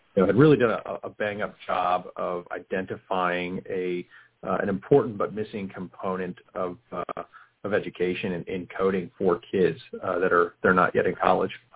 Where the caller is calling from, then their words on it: Houston, Texas, United States; I am calling from Houston, Texas